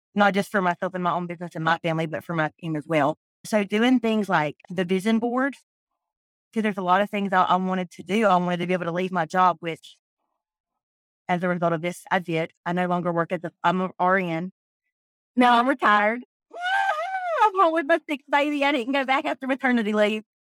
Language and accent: English; South Georgia, United States; I'm from South Georgia